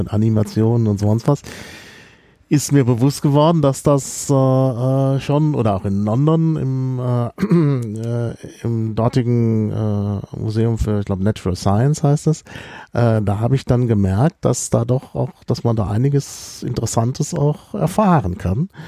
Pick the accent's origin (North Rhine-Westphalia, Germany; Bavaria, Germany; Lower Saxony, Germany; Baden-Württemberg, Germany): North Rhine-Westphalia, Germany; Dortmund; ich bin ja in Dortmund aufgewachsen